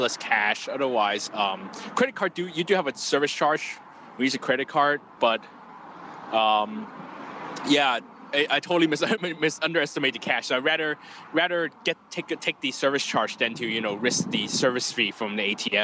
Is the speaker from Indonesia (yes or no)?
no; Hong Kong; I'm from Hong Kong.